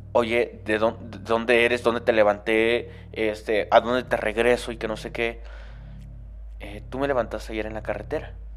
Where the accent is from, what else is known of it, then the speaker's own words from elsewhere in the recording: Venustiano Carranza, Chiapas, Mexico; now in Mexico City, Mexico; Yo soy de Chiapas, específicamente Carranza, Chiapas